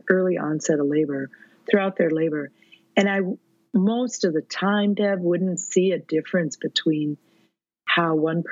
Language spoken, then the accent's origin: English; Minnesota, United States; I'm a midwife from Minnesota